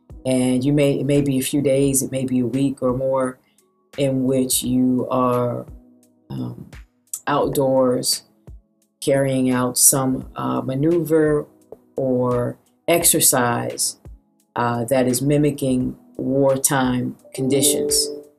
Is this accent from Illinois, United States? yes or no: yes; Chicago, Illinois, United States; moved away as an adult; now in Massachusetts, United States; I'm from Chicago originally. So I've transplant to Massachusetts from Chicago, but I've been here long enough now that I call it home as well.